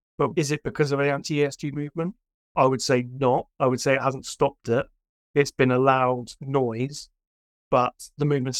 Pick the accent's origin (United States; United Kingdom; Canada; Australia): United Kingdom; not being American, being British